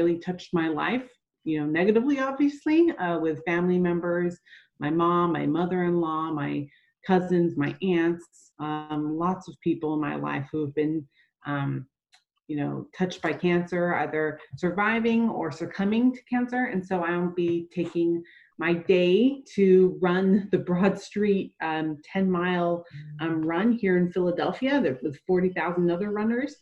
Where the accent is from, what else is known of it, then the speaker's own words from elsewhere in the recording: Australia; moved away; also born or lived in USC (Los Angeles, United States); I was raised in Australia, traveled extensively my whole life